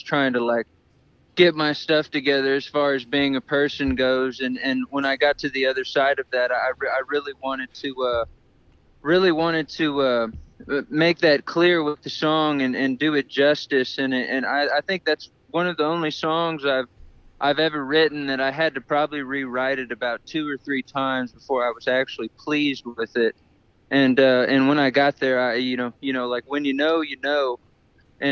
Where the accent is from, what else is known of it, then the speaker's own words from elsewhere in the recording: San Antonio, Texas, United States; I'm from San Antonio, Texas, or northern Mexico, however you want to look at it.